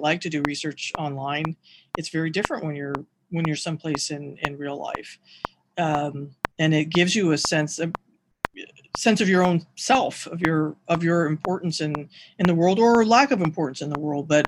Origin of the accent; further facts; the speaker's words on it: Seattle, Washington, United States; growing up in Seattle